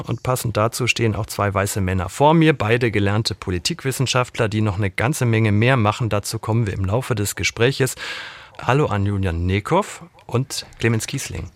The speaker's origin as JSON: {"language": "German", "region": "West Germany", "country": "Germany", "said": "als Wessi"}